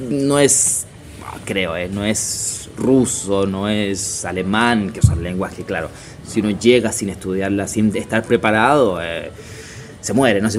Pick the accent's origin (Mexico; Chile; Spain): Chile; moved away as an adult; also born or lived in Buenos Aires, Argentina / Rio de Janeiro, Brazil; now in Italy; llevo casi nueve años fuera de Chile. Eh, creo que mi acento ya no es 100% chileno.